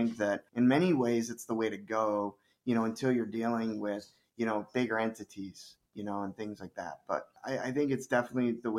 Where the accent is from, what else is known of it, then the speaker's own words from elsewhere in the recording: Ann Arbor, Michigan, United States; my hometown club